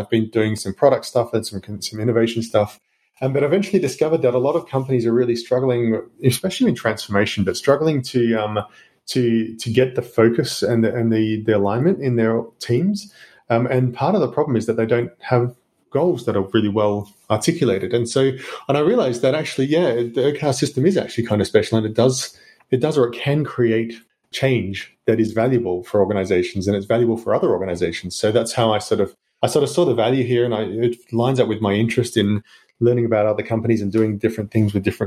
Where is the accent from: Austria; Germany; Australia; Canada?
Australia; accent: Australian; now in Luxembourg; I'm Australian, you may hear from the accent